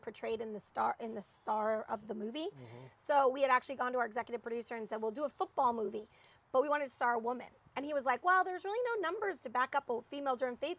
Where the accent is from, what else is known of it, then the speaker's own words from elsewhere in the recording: Massachusetts, United States; moved away as an adult; now in Los Angeles, United States; I grew up in Massachusetts.